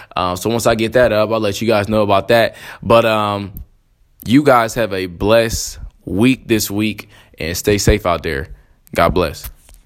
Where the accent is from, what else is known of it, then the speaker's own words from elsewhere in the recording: Columbus, Ohio, United States; also born or lived in Texas; I am from Columbus, Ohio